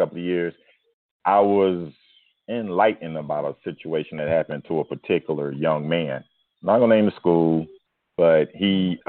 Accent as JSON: {"language": "English", "town": "Miami", "region": "Florida", "country": "United States", "said": "I'm from Liberty City."}